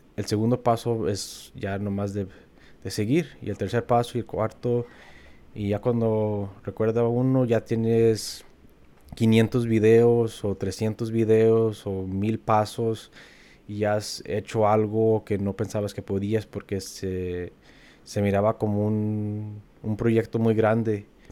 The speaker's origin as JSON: {"language": "Spanish", "region": "Wisconsin", "country": "United States", "tie": "born or raised there", "also_born_or_lived": "Kansas", "moved": "as an adult", "lives_now": "Los Angeles, United States", "said": "cuando me preguntan de dónde soy, yo siempre digo que soy de Wisconsin porque pues, ahí crecí"}